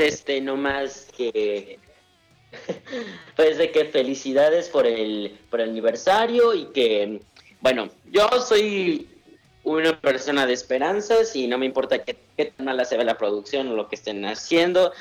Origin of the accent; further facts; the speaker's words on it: Mexico City, Mexico; De, también de CDMX